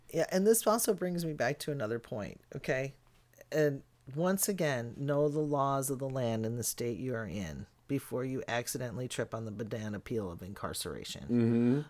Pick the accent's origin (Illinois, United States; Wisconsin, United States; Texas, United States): Illinois, United States; outside of Chicago; moved away; also born or lived in Bellingham, Washington; growing up outside of Chicago